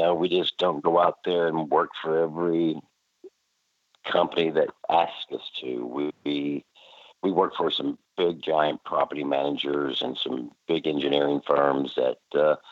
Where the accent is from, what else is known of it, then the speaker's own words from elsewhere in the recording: Evansville, Indiana, United States; moved away as an adult; also born or lived in East Texas; now in Texas, United States; I was born in Evansville, Indiana. That's southern Indiana. The year 1956.